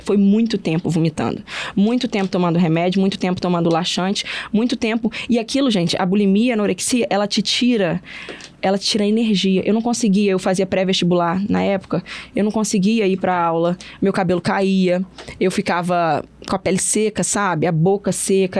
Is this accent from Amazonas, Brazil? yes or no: no; Porciúncula, Rio de Janeiro, Brazil; now in Vitória, Brazil; eu moro em Vitória hoje, mas eu sou do interior do Rio, sou de Porciúncula, uma cidade pequena.